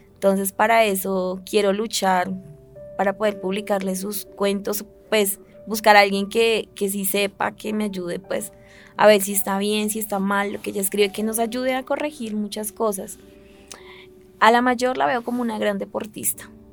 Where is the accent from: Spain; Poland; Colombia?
Colombia; Putumayo; now in Bogotá, Colombia; Yo nací en el Putumayo el 7 de diciembre del 86